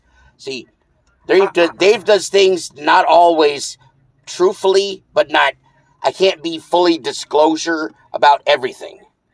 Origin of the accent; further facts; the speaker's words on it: Florida, United States; I'm from Florida.